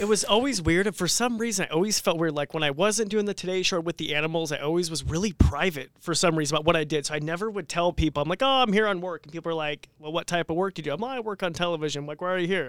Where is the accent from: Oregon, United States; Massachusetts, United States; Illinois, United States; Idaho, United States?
Idaho, United States; Robie Creek; I was born and raised here in Idaho, actually Roby Creek.